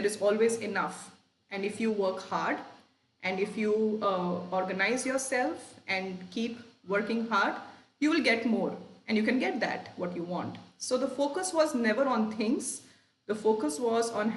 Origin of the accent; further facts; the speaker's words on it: Lucknow, Uttar Pradesh, India; moved away; also born or lived in Sheffield; I grew up in Lucknow, you know, in a working middle class home